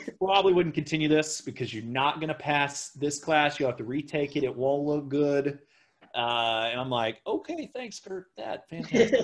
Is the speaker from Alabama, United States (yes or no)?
no; Oklahoma, United States; where I lived in Oklahoma at the time